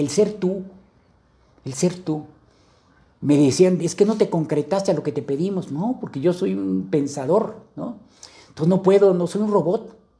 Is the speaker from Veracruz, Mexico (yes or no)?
yes; Veracruz, Mexico; vengo de Veracruz